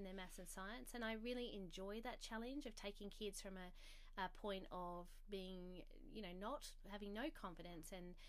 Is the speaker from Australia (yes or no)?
yes; South Australia, Australia; I grew up in South Australia